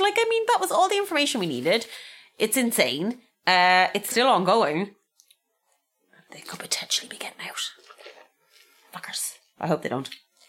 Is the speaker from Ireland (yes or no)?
yes; Ireland; because I'm Irish.